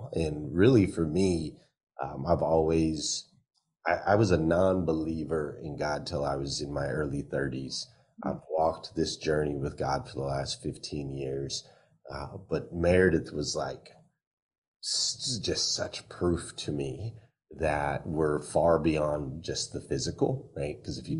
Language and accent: English; Austria; accent: New Zealand; I had a New Zealand accent, but I grew up in Austria, right?